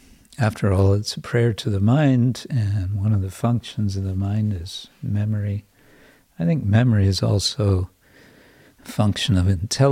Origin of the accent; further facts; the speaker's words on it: England, United Kingdom; Probably it's true everywhere, but I'm just aware from England, which has been, at least in the past, and certainly to a large extent today, been very class conscious.